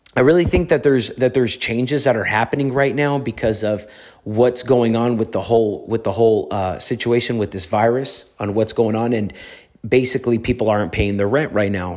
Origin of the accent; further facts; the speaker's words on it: Los Angeles, California, United States; I grew up in the streets of Los Angeles